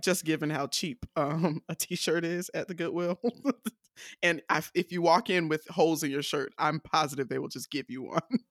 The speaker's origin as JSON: {"language": "English", "town": "Decatur", "region": "Georgia", "country": "United States", "said": "I'm not from Atlanta, I'm from Decatur"}